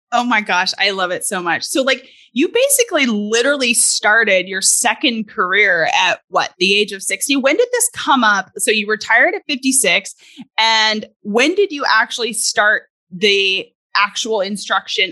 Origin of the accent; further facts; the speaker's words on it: Canada; moved away; I'm originally from Canada